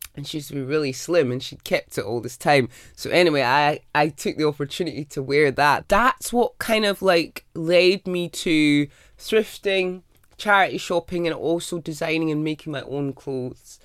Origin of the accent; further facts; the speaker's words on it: Scotland, United Kingdom; the time I grew up in Scotland